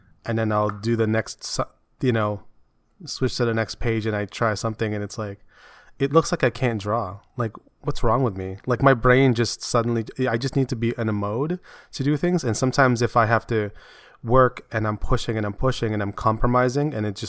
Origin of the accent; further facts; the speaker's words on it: Philippines; my hair is not that long, and I'm Filipino.